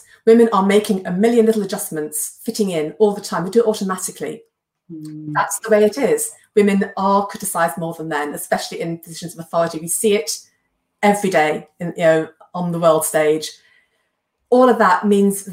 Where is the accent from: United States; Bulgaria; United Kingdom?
United Kingdom; England